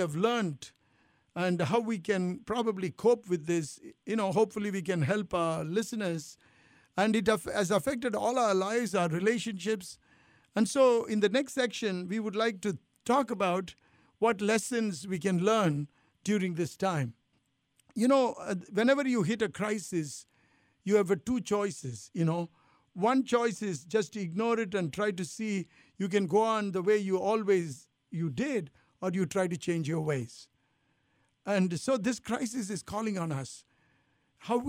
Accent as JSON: {"language": "English", "country": "India", "also_born_or_lived": "Italy", "moved": "yes", "lives_now": "United States"}